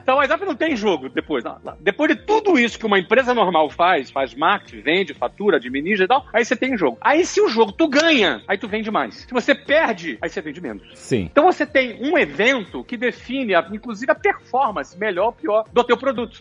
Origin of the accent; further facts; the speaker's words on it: Rio de Janeiro, Brazil; como bom brasileiro e carioca